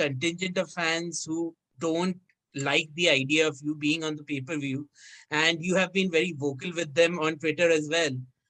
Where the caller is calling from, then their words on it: India; So I'm calling you from India.